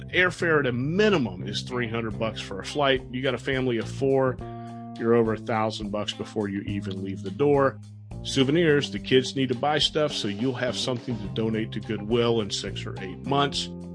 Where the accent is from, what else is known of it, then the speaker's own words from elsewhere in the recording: South Florida, United States; growing up in South Florida